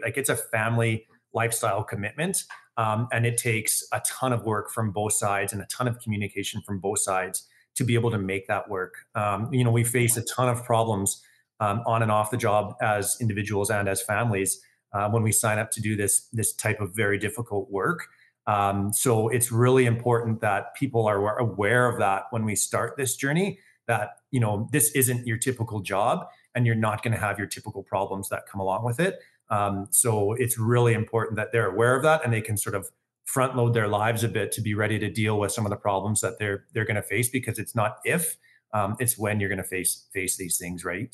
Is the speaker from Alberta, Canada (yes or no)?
yes; Calgary, Alberta, Canada; born and raised Calgarian. Um, I grew up with a wonderful family, uh, here in Calgary.